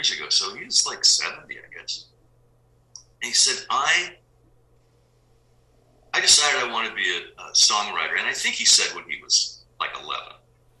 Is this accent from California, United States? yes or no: yes; San Diego, California, United States; Yeah, I grew up in San Diego.